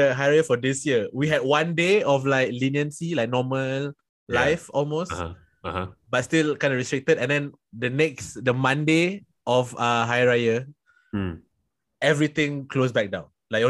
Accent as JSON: {"language": "English", "country": "Singapore", "said": "I'm from Singapore."}